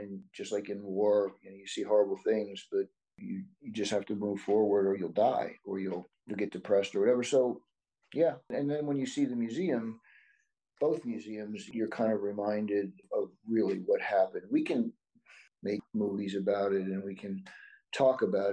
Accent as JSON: {"language": "English", "country": "United States", "said": "my Japanese heritage, although I'm American"}